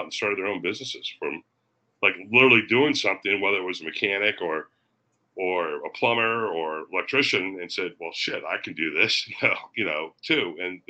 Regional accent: Daytona Beach, Florida, United States; I grew up in Daytona Beach, Florida

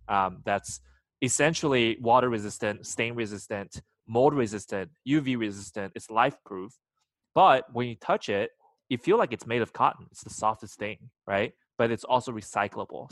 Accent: China; moved away; I was born in China

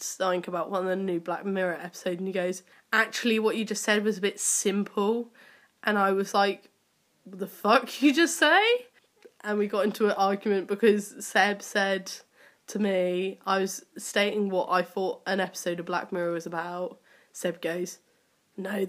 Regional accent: Cornwall, South West England, United Kingdom; I grew up in Cornwall

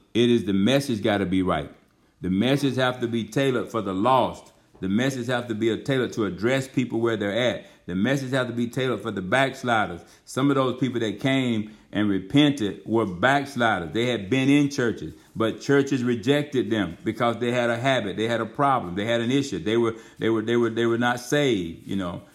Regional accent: Georgia, United States; moved away as an adult; We had come to Georgia. Baymouth, Georgia, over there where the church is at, our home, my hometown

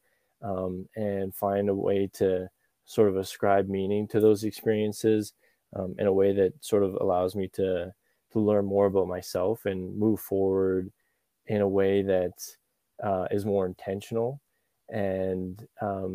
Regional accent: Calgary, Alberta, Canada; I was born in Calgary, and that's where I grew up most of my life. That's in Alberta

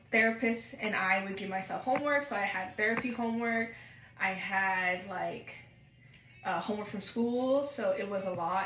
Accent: Pacific Northwest, Oregon, United States; also born or lived in Seattle; I'm from the Pacific Northwest. Been grown and raised here my whole life. I've only moved once to Seattle, and then, you know, I had to come back to Oregon

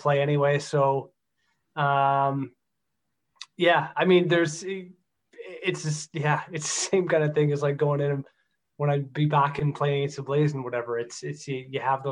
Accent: Stouffville, Ontario, Canada; It's my hometown.

